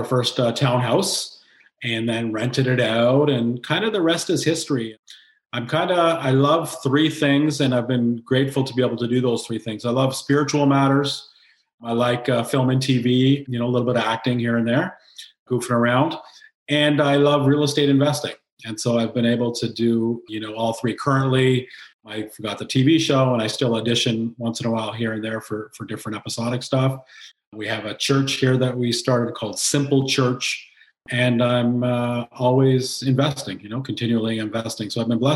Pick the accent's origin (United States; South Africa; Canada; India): Canada; Kingston, Ontario; I'm born and raised in Kingston, Ontario